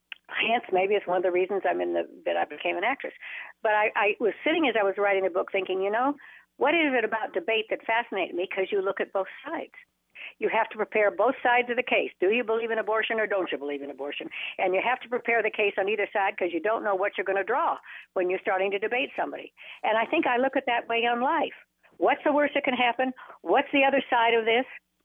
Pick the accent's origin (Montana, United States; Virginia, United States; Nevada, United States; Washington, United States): Nevada, United States; Reno; I was raised in Reno, Nevada